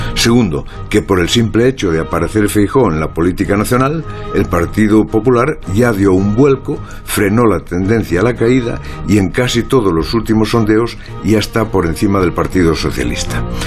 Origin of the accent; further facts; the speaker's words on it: Galicia, Spain; ya estamos los gallegos